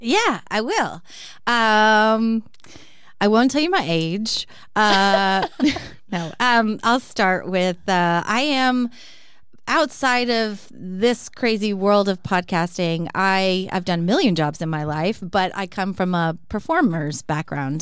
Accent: Texas, United States; I grew up in Texas

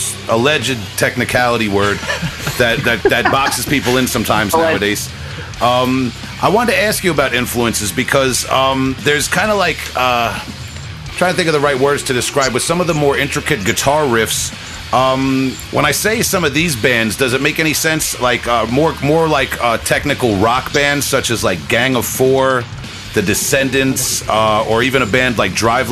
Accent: Long Island, New York, United States; my generation and geography where I grew up on Long Island in the 90s

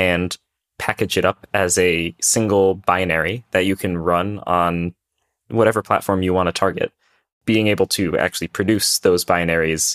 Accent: New Haven, Connecticut, United States; moved away as an adult; also born or lived in Bay Area; now in Seattle, United States; I was actually living on the East Coast for most of my life in Connecticut, around the New Haven area. It's kind of where I originated from.

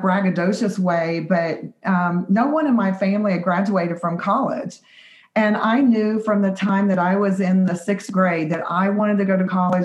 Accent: West Virginia, United States; we are from West by God, Virginia, not from Virginia

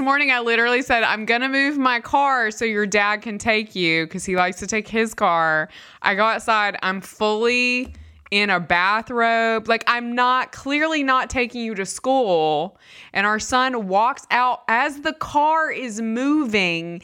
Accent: United States; I'm from America.

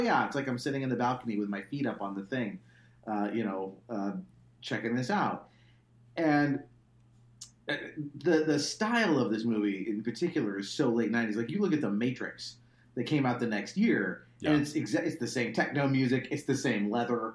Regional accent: Laguna Beach, California, United States; I grew up in Laguna Beach

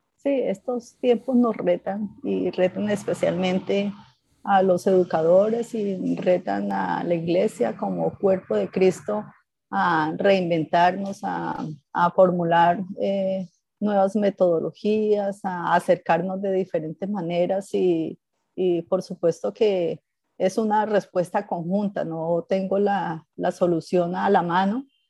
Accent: Ibagué, Tolima, Colombia; moved away as an adult; also born or lived in Armenia, Colombia; now in Ecuador; Somos del Tolima, de Ibagué, allá nos forjamos, crecimos

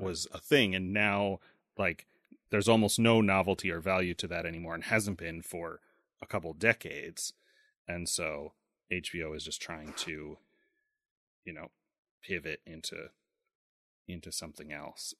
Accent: United States; I'm an American

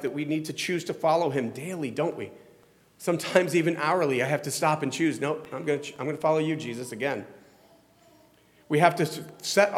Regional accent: Florida, United States; also born or lived in Ohio; now in New Jersey, United States; I grew up in Florida

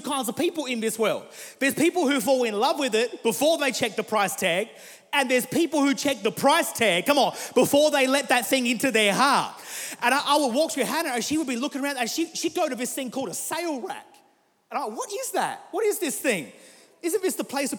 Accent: Murray Bridge, South Australia, Australia; now in Adelaide, Australia; I grew up in South Australia for all my life, grew up in a place called Murray Bridge, moved to Adelaide 5 years ago

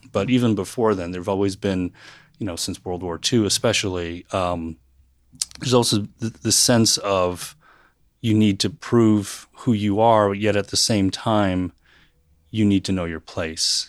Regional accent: West Coast, United States; first language English; moved away as an adult; now in Knoxville, United States; I'm originally from the West Coast

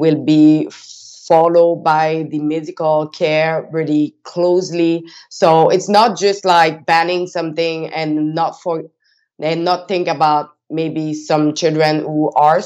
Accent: Quebec, Canada; I'm from Quebec

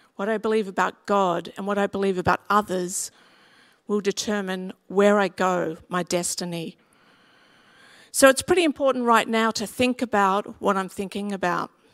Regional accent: Sydney, New South Wales, Australia; where I grew up in West Pimville, Yanker Road was a very, very steep road

